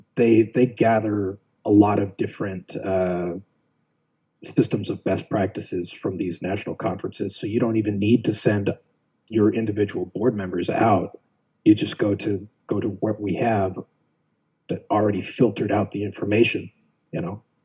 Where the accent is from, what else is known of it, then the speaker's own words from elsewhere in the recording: Phoenix, Arizona, United States; also born or lived in Buckeye, Arizona; I was born and raised West Phoenix, uh, Maryvale area